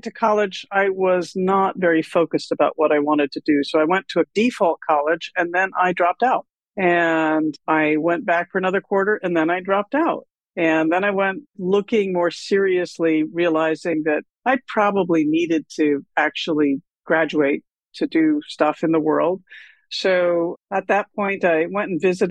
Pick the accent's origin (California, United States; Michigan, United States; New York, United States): California, United States; San Francisco; also born or lived in Kenya; I grew up in San Francisco